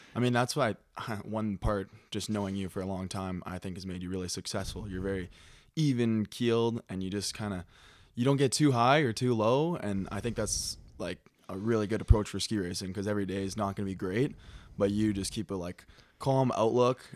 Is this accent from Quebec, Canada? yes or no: no; Calgary, Alberta, Canada; moved away as an adult; also born or lived in British Columbia; now in Montana, United States; I grew up in Calgary, Alberta, and skied for the Fernie Alpine Ski Team